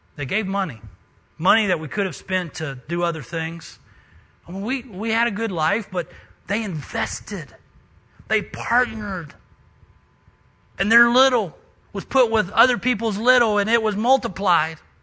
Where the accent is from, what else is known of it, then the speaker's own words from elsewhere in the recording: West Virginia, United States; moved away; I'm a missionary from West Virginia.